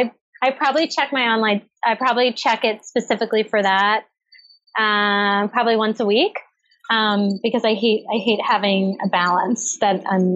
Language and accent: English; Cape Cod, Massachusetts, United States; also born or lived in Brookline, Massachusetts / Medford, Massachusetts; I grew up on Cape Cod.